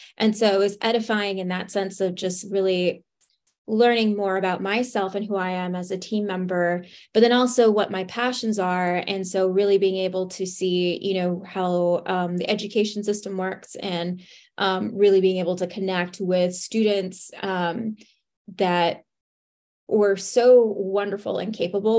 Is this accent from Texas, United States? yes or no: yes; Laredo, Texas, United States; So I am originally from Laredo, Texas, from the border, and ended up graduating from Texas State University with a degree in opera.